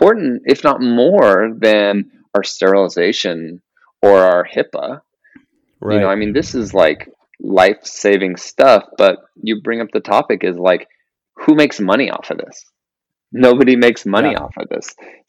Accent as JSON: {"language": "English", "town": "Yorba Linda", "region": "California", "country": "United States", "tie": "born or raised there", "also_born_or_lived": "San Fernando Valley, Los Angeles", "said": "I grew up in Yorba Linda"}